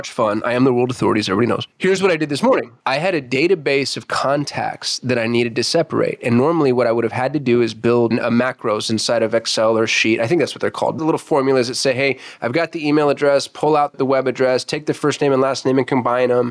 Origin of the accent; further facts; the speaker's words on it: United States; I'm American